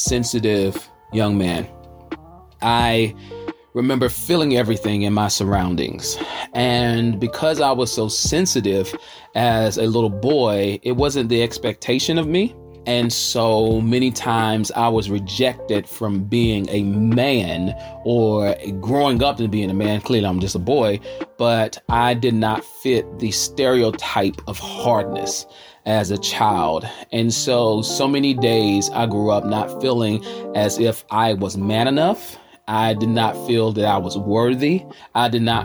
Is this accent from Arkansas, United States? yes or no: no; Charlotte, North Carolina, United States